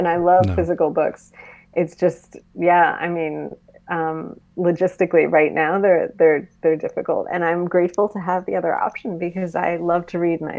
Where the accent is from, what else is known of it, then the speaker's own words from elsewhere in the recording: Boston, Massachusetts, United States; now in Washington, D.C., United States; I'm in D.C. now. I grew up in Boston.